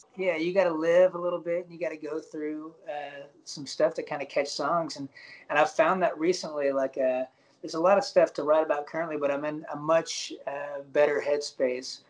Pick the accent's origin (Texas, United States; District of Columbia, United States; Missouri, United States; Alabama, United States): Alabama, United States; moved away; also born or lived in Nashville / Los Angeles; I'm, I'm from Alabama originally